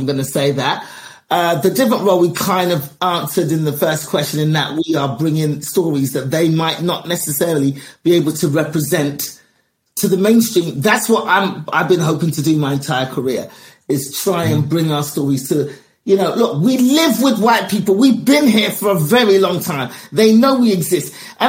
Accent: England, United Kingdom; We are all in England. I was born and raised in England. A lot of my experiences are the same.

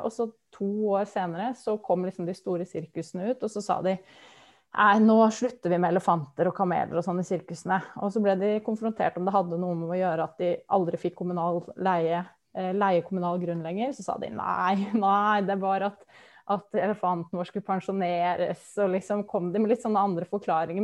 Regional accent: Lillehammer, Innlandet, Norway; moved away as an adult; now in Vestfold, Norway; Jeg kommer fra Lillehammer, så jeg har jo et bankende hjerte for, eh, for Innlandet også, i tillegg til at jeg bor i Vestfold, og bodd der i snart ti år.

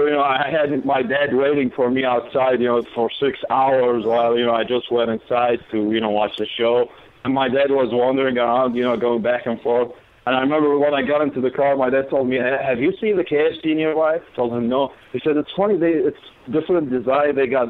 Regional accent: Baghdad, Baghdad Governorate, Iraq; English is a second language; I mean, you know, I came from Baghdad, so I guess that's a normal thing to do.

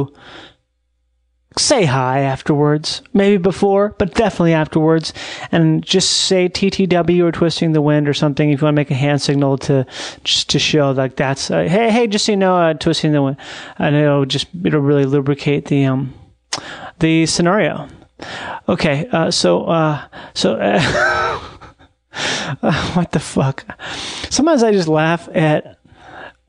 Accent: Minnesota, United States; moved away; I'm from Minnesota

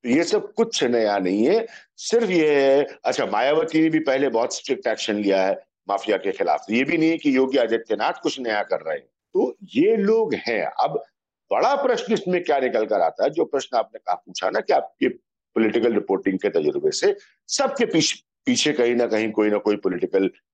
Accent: Uttar Pradesh, India; मैं उत्तर प्रदेश का रहने वाला हूँ

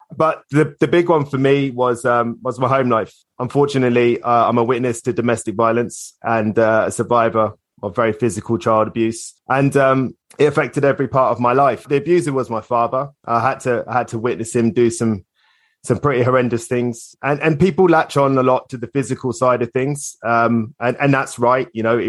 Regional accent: Islington, London, United Kingdom; born there; I was born in Islington, believe it or not.

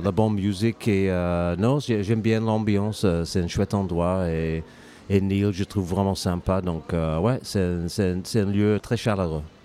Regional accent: England, United Kingdom; French is a second language; moved away as an adult; also born or lived in United States / Ireland / Lyon / Drôme; now in France; je suis anglais, mais je suis parti en Angleterre à, à peu près 20 ans

